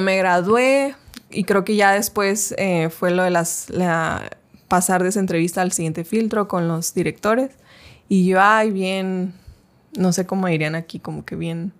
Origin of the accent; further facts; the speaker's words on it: Chihuahua, Mexico; empecé a estudiar en, allá en mi ciudad, Chihuahua